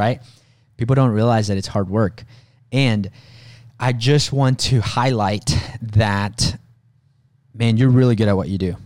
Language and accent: English; Mexico; moved away; I was born in Mexico